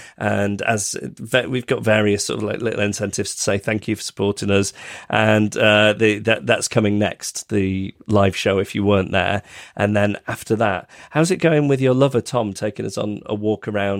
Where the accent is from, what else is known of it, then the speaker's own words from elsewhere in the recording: Macclesfield, North West England, United Kingdom; some years ago, Annabelle and I took some of our listeners on a trip around my hometown of Macclesfield.